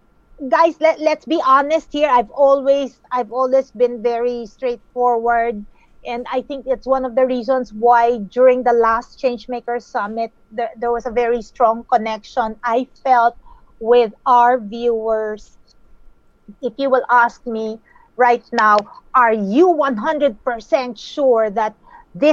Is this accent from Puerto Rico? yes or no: no; Philippines; I'm from the beautiful islands of the Philippines